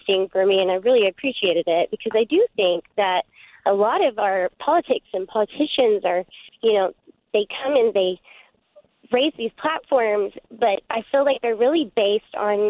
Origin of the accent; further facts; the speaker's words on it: Southern Mississippi, United States; also born or lived in Central Arkansas; now in Hot Springs, United States; I have been born and raised in the South. I am actually from Southern Mississippi and now live in Central Arkansas.